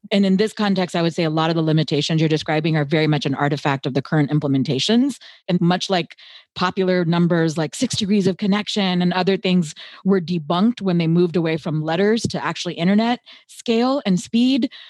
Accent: United States; I was born and raised in the United States

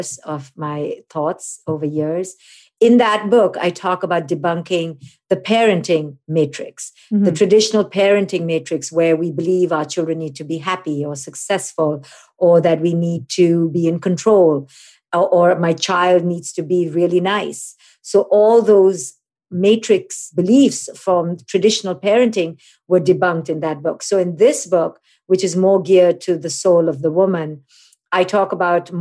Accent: India; I'm an Indian woman

